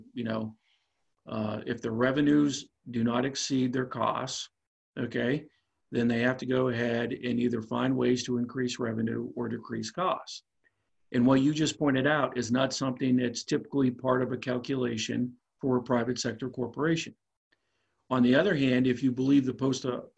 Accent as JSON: {"language": "English", "town": "DuBois", "region": "Pennsylvania", "country": "United States", "tie": "born or raised there", "said": "Du Bois, Pennsylvania, my hometown, which is in the middle of rural PA"}